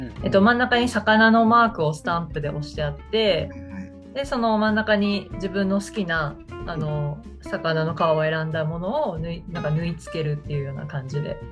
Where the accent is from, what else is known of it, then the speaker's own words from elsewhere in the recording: Toyama, Japan; 富山 生まれ、富山育ちの、えー、自称富山オタク